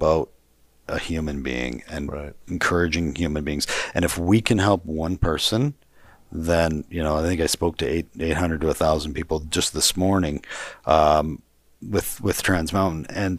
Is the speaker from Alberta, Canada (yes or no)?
yes; Calgary, Alberta, Canada; I'm from Calgary. I'm from city. Okay. Yeah, city.